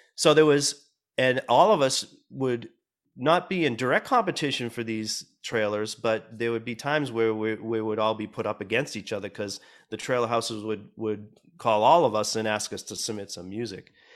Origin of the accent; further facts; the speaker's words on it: Boston, Massachusetts, United States; moved away as an adult; now in Los Angeles, United States; growing up in Boston and starting to play, play music, um, in, in that city